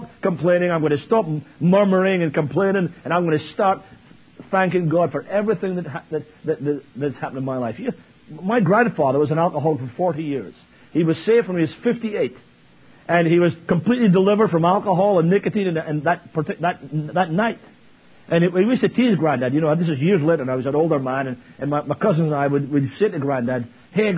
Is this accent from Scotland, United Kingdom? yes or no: yes; Scotland, United Kingdom; now in Virginia Beach, United States; As I said, I'm from Virginia Beach. Scotland, obviously, originally. But I've lived in Virginia Beach for 20 years